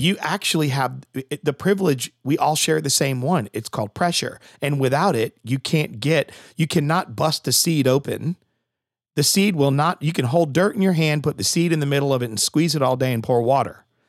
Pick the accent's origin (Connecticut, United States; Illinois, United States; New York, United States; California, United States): Connecticut, United States; I'm from Connecticut